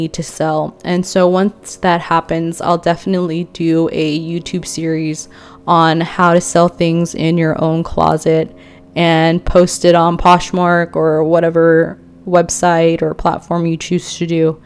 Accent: Philippines; moved away; my home country, the Philippines

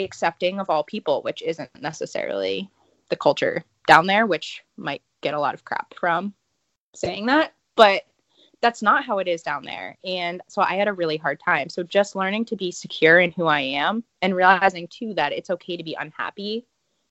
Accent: Northeast, United States; moved away as an adult; also born or lived in the South; I'm from the Northeast.

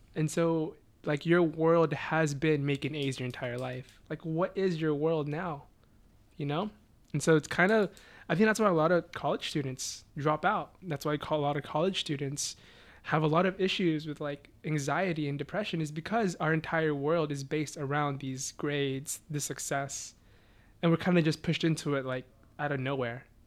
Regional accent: Beaumont, Texas, United States; also born or lived in Philippines; I grew up in Beaumont, Texas, which is about like an hour and a half from Houston

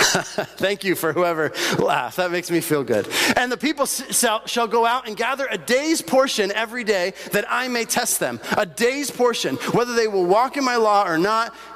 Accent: Bolivia; moved away; Growing up in Bolivia, uh, we had little tiendas all over the place.

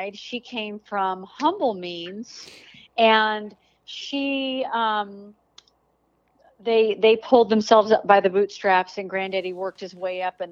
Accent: Denver, Colorado, United States; now in Texas, United States; I grew up in Denver, Colorado

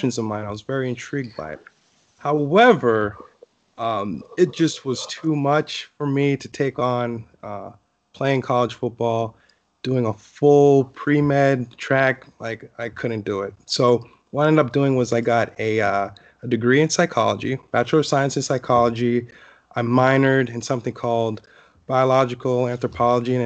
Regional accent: Hollywood, Florida, United States; I grew up in Hollywood, Florida, which is about 30 minutes north of Miami

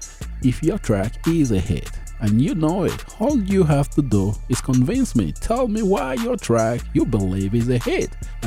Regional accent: Port Harcourt, Rivers State, Nigeria; moved away as an adult; I'm from Nigeria as well. I was raised in Port Harcourt.

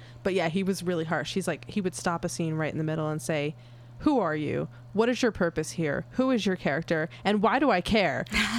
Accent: New York City, New York, United States; I grew up in New York, Manhattan

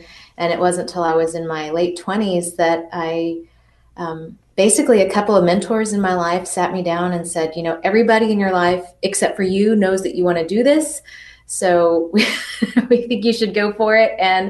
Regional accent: Spring, Texas, United States; also born or lived in Austin, Texas; I grew up in Spring, Texas, which is just outside of Houston

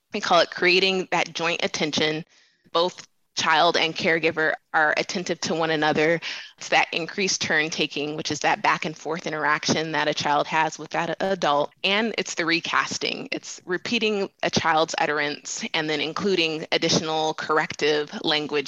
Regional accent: Denver, Colorado, United States; I am born and raised in Denver, Colorado. So I am a proud Colorado native

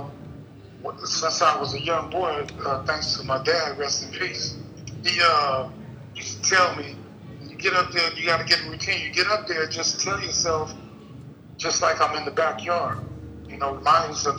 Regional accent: Bakersfield, California, United States; moved away; also born or lived in New York; I'm from Bakersfield. It's in the valleys.

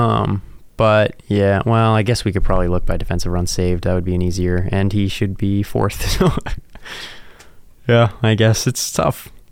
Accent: East Coast, United States; now in South Dakota, United States; I'm from the East Coast

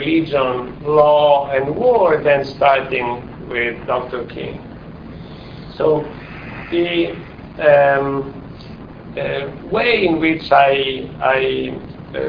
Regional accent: Italy; English is a second language; moved away as an adult; now in United States; I'm not American. Maybe it's strange for some of you, but I'm still Italian. Your accent, my accent clearly reveals me

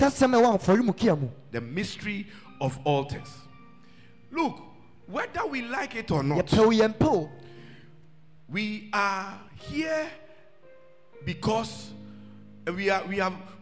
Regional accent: Ghana; I am a Ghanaian

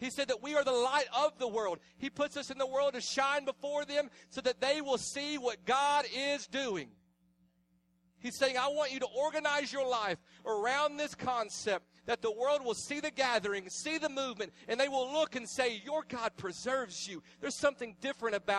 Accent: the South, United States; I was raised in the South. This is my hometown. I was raised here

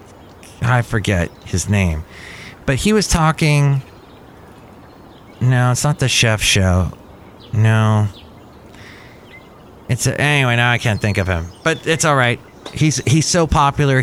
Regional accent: United States; I'm American

